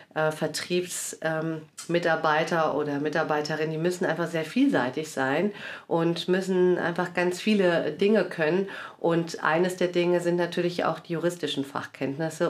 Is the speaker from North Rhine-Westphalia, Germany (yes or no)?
yes; Cologne, North Rhine-Westphalia, Germany; moved away as an adult; now in Wiesbaden, Germany; Ich bin äh, in Köln geboren und aufgewachsen, bin Halbitalienerin